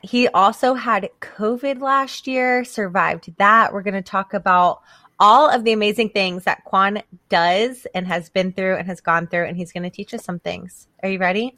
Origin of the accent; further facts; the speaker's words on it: the South, United States; grew up here in the South